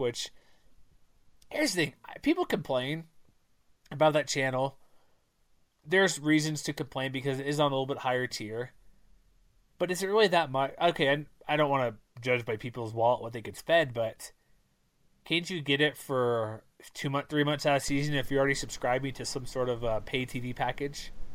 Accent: Texas, United States; now in Utah, United States; I'm from Texas.

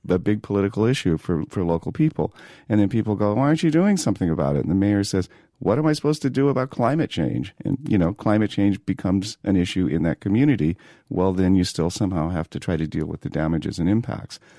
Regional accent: San Diego, California, United States; moved away as an adult; also born or lived in Boulder, Colorado; now in New York, United States; growing up in San Diego, I grew up surfing

